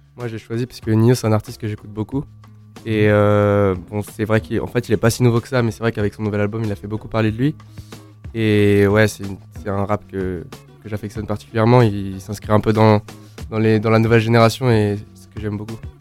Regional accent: Paris, Île-de-France, France; moved away as an adult; now in Lausanne, Switzerland; je suis parisien de base

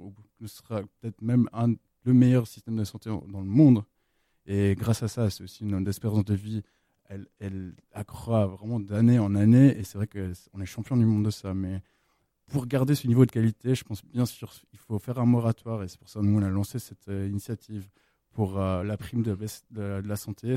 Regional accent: Switzerland; also born or lived in United States; moi je suis suisse-américain, j'ai vécu plusieurs temps aux États-Unis.

